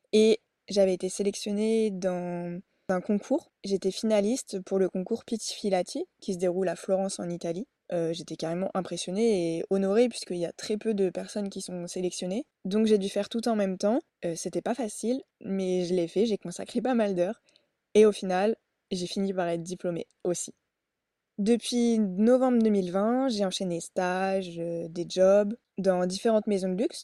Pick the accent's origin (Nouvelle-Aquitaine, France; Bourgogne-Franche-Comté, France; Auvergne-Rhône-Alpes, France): Bourgogne-Franche-Comté, France; Burgundy; also born or lived in England; Je suis originaire de Bourgogne, en France